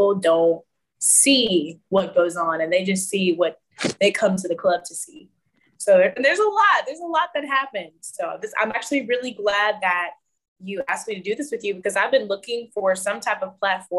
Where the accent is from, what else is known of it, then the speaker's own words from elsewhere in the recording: Houston, Texas, United States; also born or lived in San Antonio; I was born in Houston, so I'm a Houston girl. I grew up in San Antonio, though, for a little while